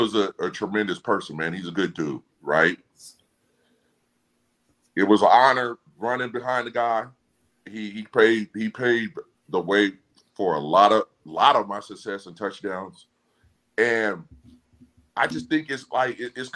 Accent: Seattle, Washington, United States; I'm from Seattle

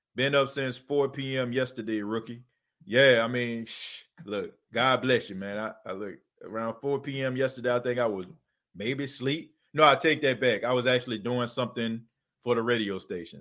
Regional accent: New Orleans, Louisiana, United States; now in Myrtle Beach, United States; I was born and raised in New Orleans, but I no longer live in New Orleans anymore. I live in Myrtle Beach, South Carolina

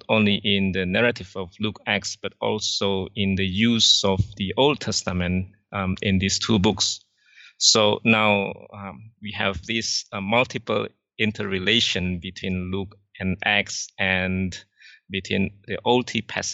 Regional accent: Indonesia; also born or lived in Singapore; I'm from Indonesia. I now live in Jakarta

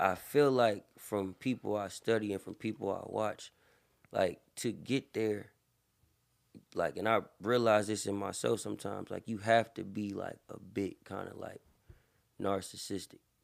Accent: Berkeley, California, United States; also born or lived in Antioch, California; I was born in Berkeley. Most of my family, um, is rooted in Berkeley

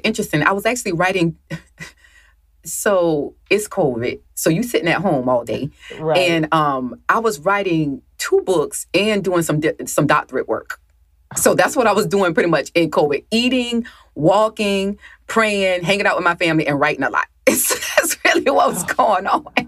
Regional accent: the South, United States; I grew up in the South

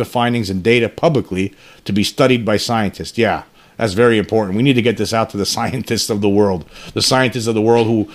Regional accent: United States; as an American citizen

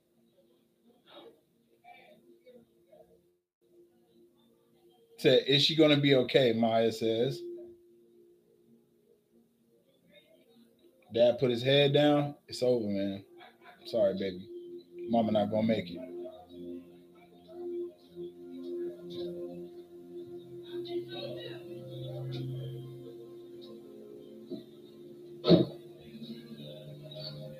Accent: New York, United States; I'm from New York

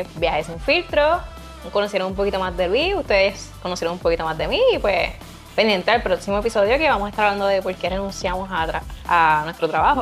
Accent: Arecibo, Puerto Rico; soy de Arecibo, Capitanes, ahí

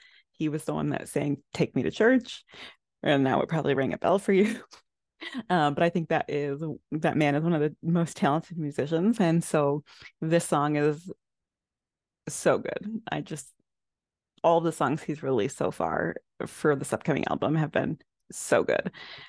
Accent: Illinois, United States; I loved just like all of the like fun little things that like we had in common, like with gaming and growing up in Illinois and things of that nature.

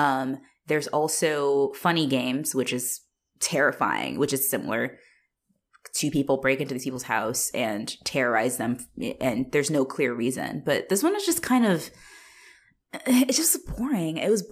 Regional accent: Australia; I'm Australian.

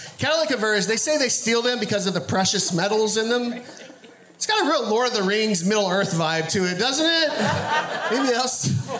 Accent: Texas, United States; now in Northwest, United States; I'm originally from Texas.

